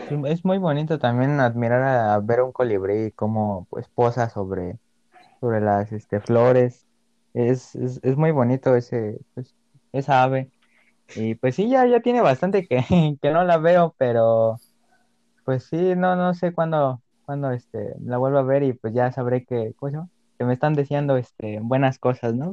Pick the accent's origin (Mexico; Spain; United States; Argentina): Mexico; entre todos los mexicanos